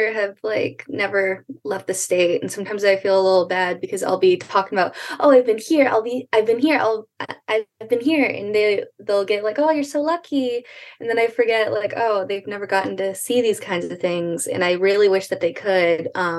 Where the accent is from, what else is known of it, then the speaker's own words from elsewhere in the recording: California, United States; because she was born and raised in California